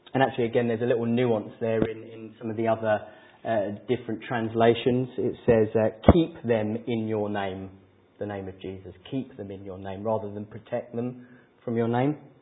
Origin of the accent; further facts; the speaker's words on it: England, United Kingdom; we're English